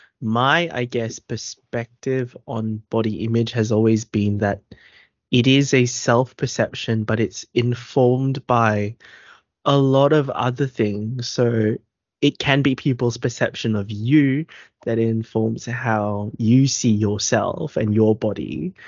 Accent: Philippines; For us being Filipino, body image, we'll get there eventually.

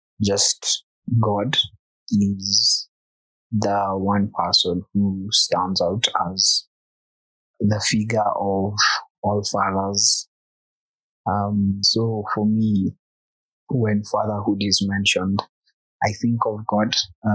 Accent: Nairobi, Kenya; I was born in Dandora.

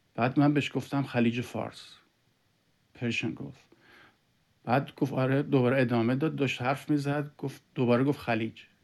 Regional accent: Iran; now in Canada; ما ایرانی هستیم

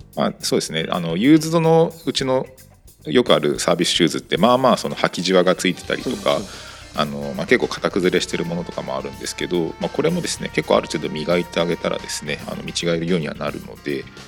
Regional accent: Kanto, Japan; 生まれは僕自体は関東

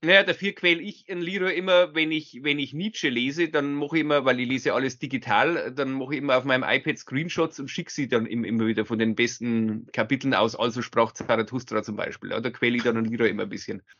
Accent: Bavaria, Germany; bei uns in Bayern

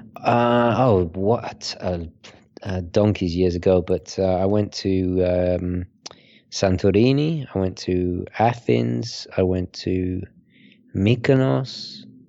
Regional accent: United Kingdom; also born or lived in Italy; I'm, I'm British Italian

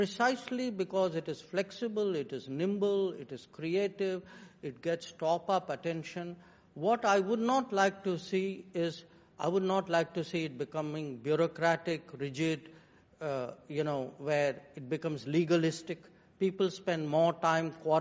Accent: India; I am today an Indian

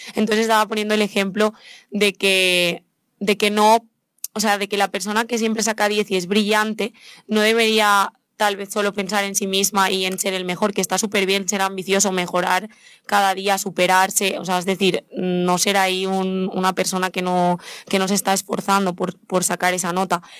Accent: Spain; yo misma soy española

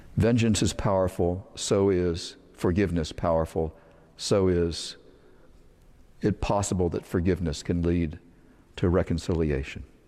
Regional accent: Northern Virginia, United States; When I was a child, I grew up in Northern Virginia.

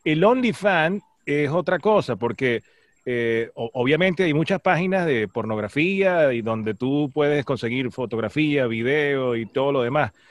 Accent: Maracay, Aragua, Venezuela; moved away as an adult; also born or lived in San Juan de los Morros, Guárico; yo nací, crecí, estudié en Maracay

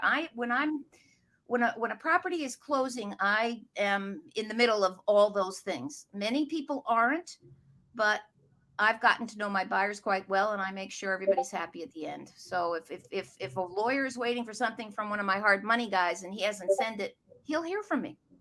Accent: outside of New York, United States; moved away as an adult; now in Boston, United States; I grew up outside of New York, but after college came up here

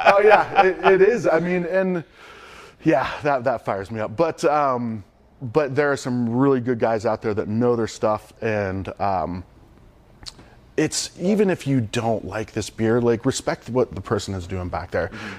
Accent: Youngstown, Ohio, United States; growing up outside of Youngstown, Ohio, super blue collar

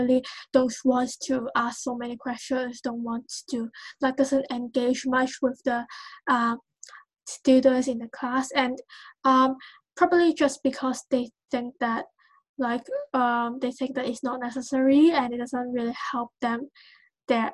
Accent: Hong Kong; I come from Hong Kong

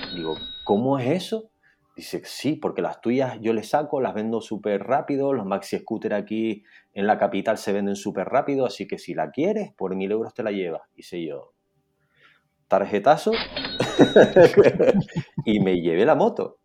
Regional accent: Santa Cruz de Tenerife, Canary Islands, Spain; Ahora mismo estoy en Santa Cruz de Tenerife, mi ciudad natal

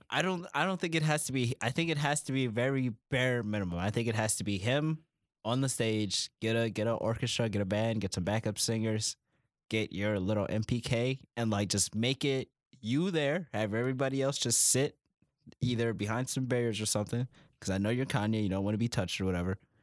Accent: Buffalo, New York, United States; we're from Buffalo

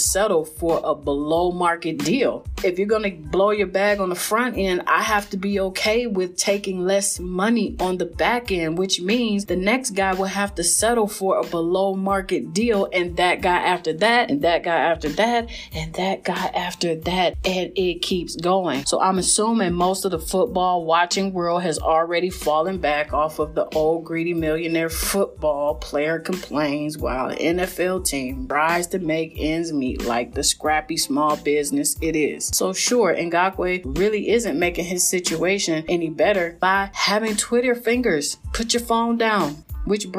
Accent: Cleveland, Ohio, United States; I am a Cleveland girl

